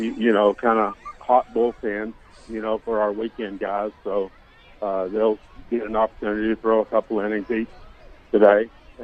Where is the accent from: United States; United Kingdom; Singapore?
United States; Jacksonville, Arkansas; In Jacksonville.